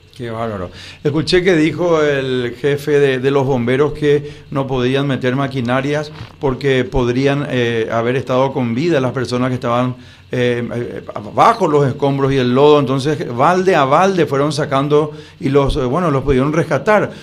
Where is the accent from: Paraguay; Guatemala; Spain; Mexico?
Paraguay; como paraguayo